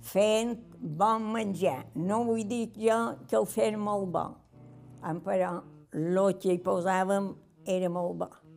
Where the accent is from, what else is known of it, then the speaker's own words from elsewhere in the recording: Calonge, Balearic Islands, Spain; som de Calonja